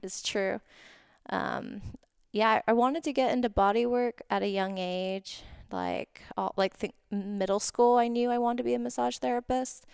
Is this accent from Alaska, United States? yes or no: no; Oahu, Hawaii, United States; now in Southern California, United States; I'm from Oahu originally